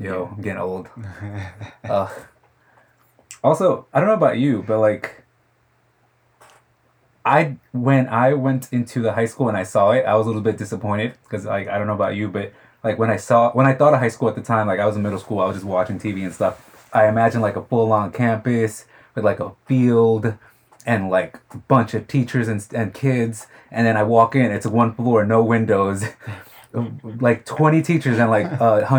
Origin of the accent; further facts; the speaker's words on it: Queens, New York, United States; I grew up in Queens, born and raised my whole life here. It's... I liked it. I bleed Queens.